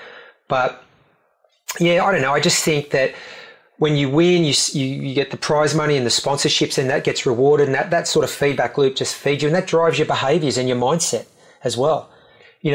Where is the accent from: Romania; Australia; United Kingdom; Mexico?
Australia; we went up as the Aussie team